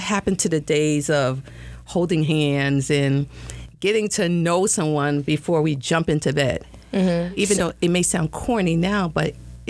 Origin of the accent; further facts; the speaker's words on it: New York City, New York, United States; I grew up in Brownsville, Brooklyn, New York.